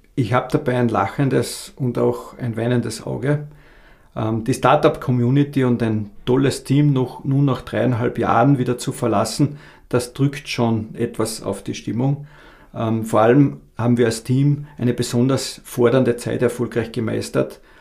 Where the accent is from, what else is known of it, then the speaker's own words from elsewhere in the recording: Abtenau, Salzburg, Austria; moved away as an adult; also born or lived in Graz; now in Carinthia, Austria; Ich komme ursprünglich aus Abtenau bei Salzburg